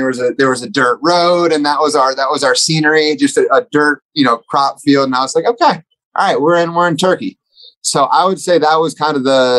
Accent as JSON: {"language": "English", "town": "Dallas", "region": "Texas", "country": "United States", "said": "my boy Luca, I'm from Dallas."}